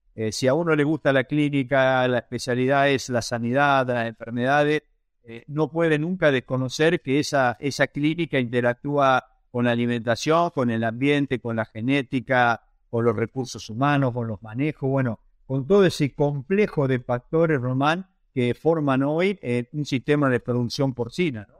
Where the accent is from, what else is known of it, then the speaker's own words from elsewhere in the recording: Marcos Juárez, Córdoba, Argentina; soy nacido en Argentina, eh, precisamente en la ciudad en la cual estoy ahora, que es la ciudad de Marcos Juárez, en el medio del país, en la provincia de Córdoba